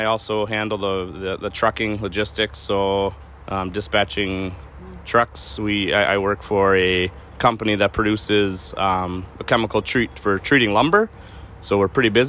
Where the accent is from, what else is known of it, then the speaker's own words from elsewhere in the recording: Upper Michigan, United States; from Upper Michigan, about as far as you can go in Michigan, up in the Copper Country.